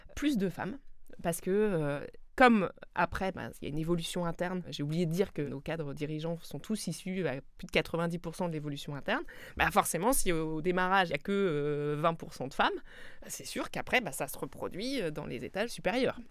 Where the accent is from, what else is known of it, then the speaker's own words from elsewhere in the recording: Alsace, Grand Est, France; moi je suis alsacienne, je suis née euh, euh, et j'ai grandi à quelques kilomètres de, la frontière